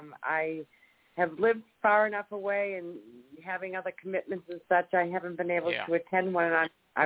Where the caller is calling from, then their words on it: Jacksonville, Florida, United States; I am calling from Jacksonville, Florida.